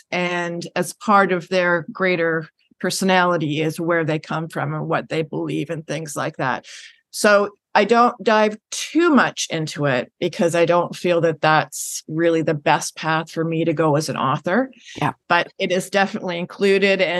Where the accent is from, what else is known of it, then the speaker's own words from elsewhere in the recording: Vancouver, British Columbia, Canada; also born or lived in Richmond; having family on the island, and and growing up in Vancouver and Richmond, one of the suburbs